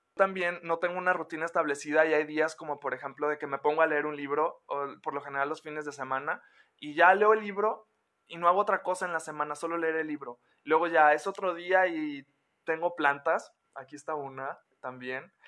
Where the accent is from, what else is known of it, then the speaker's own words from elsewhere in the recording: Mexico; como mexicanos y como latinoamericanos